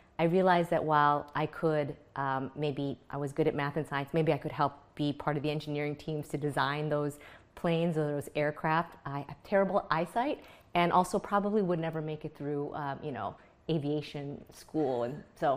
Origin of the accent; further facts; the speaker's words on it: a town outside of Buffalo, New York, United States; also born or lived in Jakarta, Indonesia; came with my parents when I was a young child and ended up growing up in a town of 2,000 people outside of Buffalo, New York.